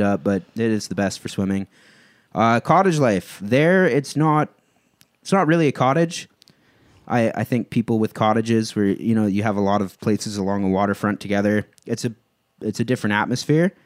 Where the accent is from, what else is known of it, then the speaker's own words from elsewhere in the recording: Cambridge, Ontario, Canada; now in Woodstock, Canada; I grew up in Cambridge, and now I live in Woodstock